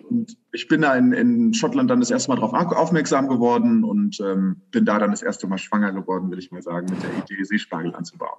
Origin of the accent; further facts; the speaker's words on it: Königstein im Taunus, Hesse, Germany; Ich komme ursprünglich aus äh, Königstein. Das ist ein ganz beschauliches Vorörtchen von Frankfurt am Main.